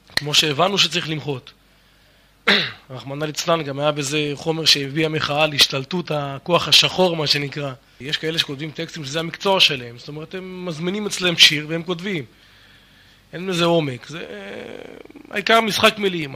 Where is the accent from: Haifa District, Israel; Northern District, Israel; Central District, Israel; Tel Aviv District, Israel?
Haifa District, Israel; the Krayot area; moved away as an adult; also born or lived in Miami, United States; גדלנו באזור הקריות ולאחר מכן בקיבוץ, קיבוץ של השומר הצעיר